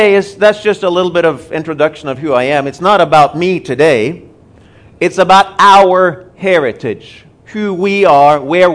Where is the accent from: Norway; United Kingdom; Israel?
Norway; also born or lived in Tulsa, Oklahoma, United States; now in Nairobi, Kenya; We are both originally from Norway. We've spent about 20 years in Tulsa under Rhema